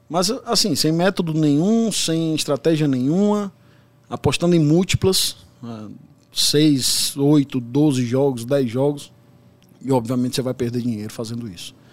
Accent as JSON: {"language": "Portuguese", "town": "Brasília", "region": "Federal District", "country": "Brazil", "tie": "born there", "also_born_or_lived": "São Paulo", "lives_now": "Fortaleza, Brazil", "said": "Eu moro em Fortaleza, mas nasci em Brasília, morei muito tempo aqui em São Paulo"}